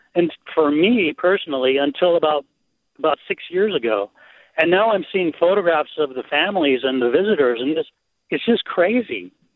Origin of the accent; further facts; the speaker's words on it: Manhattan Beach, California, United States; now in Mill Valley, United States; I grew up in the Manhattan Beach area uh, from the mid 60s to the late 80s